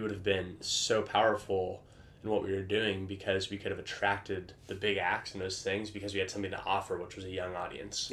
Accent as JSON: {"language": "English", "town": "Vancouver", "region": "Washington", "country": "United States", "tie": "born or raised there", "said": "I grew up in Vancouver, Washington"}